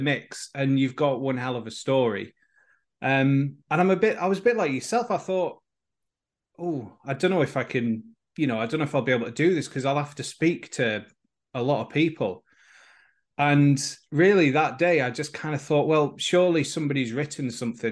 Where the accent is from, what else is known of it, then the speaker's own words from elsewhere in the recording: Oxenhope, Yorkshire and the Humber, United Kingdom; moved away as an adult; now in Wales; I grew up in Oxenhope in West Yorkshire